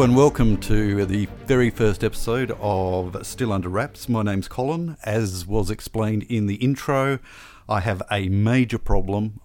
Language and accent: English; Australia; growing up in Australia